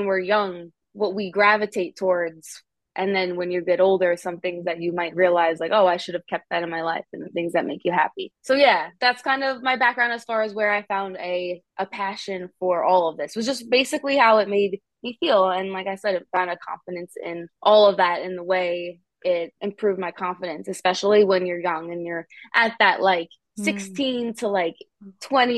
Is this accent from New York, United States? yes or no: yes; Long Island, New York, United States; I am from Long Island, New York